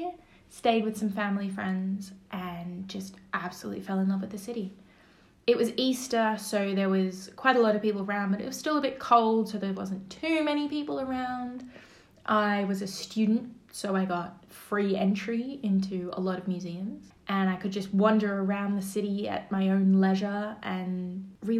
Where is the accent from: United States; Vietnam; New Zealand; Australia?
Australia; moved away as an adult; also born or lived in Cologne, Germany; now in Paris, France; as an Australian